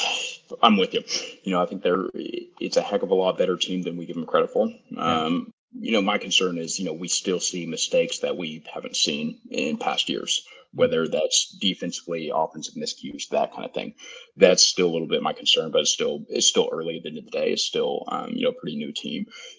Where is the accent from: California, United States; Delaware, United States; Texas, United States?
Texas, United States; Lubbock; You know, born and raised in Lubbock, and you know, of any team that I hate to lose